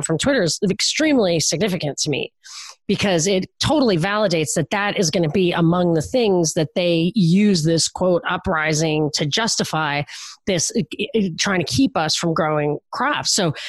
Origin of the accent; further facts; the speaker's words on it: Brooklyn, New York, United States; I'm from Brooklyn